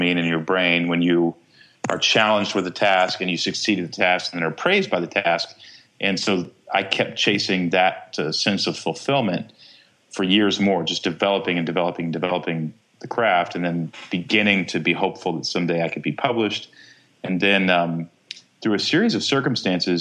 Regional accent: Texas, United States; I grew up in Texas

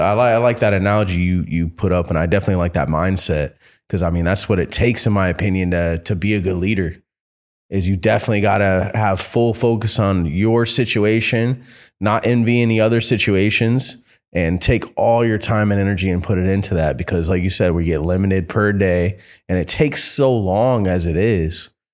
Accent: Florida, United States; moved away; I'm from Florida

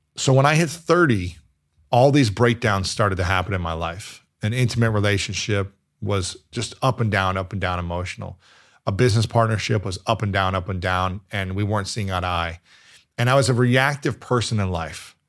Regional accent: Ohio, United States; moved away as an adult; also born or lived in New York City; I'm from Ohio

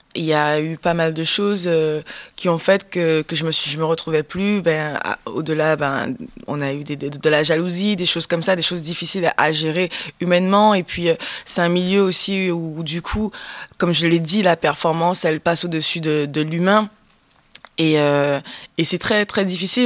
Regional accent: Guadeloupe; J'ai grandi en Guadeloupe.

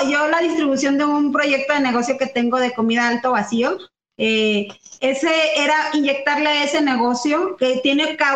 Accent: Mexico; como todo mexicano, pues no nos queda más que trabajar

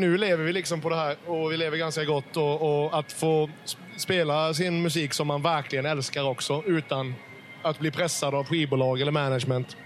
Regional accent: Karlskrona, Blekinge, Sweden; born or raised there; moved away

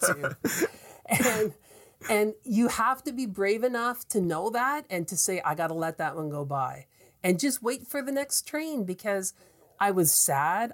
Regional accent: Atlantic Canada, Canada; accent: Atlantic Canadian; I'm an Atlantic Canadian, and when you hear me talk, you know I'm from Atlantic Canada.

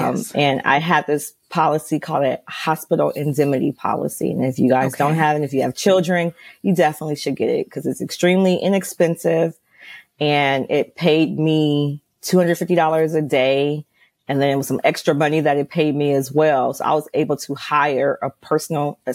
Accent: Los Angeles, California, United States; I'm from Los Angeles

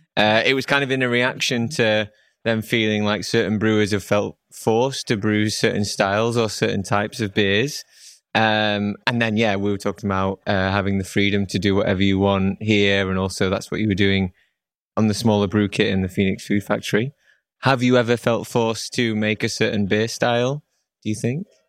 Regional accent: Manchester, North West England, United Kingdom; I'm from Manchester.

